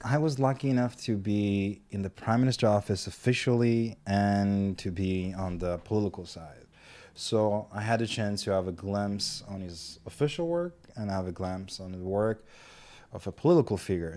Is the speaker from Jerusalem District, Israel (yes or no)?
no; Ashkelon, Southern District, Israel; I'm from Ashkelon personally.